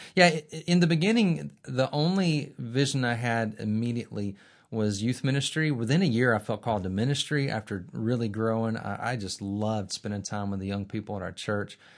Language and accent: English; Birmingham, Alabama, United States; I'm from Birmingham as well. Uh, not only did I go to Sanford and Beeson from Birmingham, I grew up in a Christian family on the northeast side of town